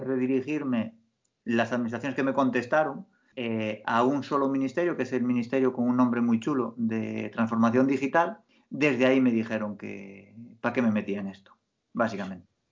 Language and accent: Spanish; Galicia, Spain; como buen gallego